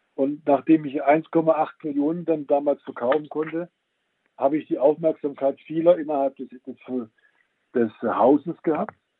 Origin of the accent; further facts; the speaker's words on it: Swabia, Germany; als Schwabe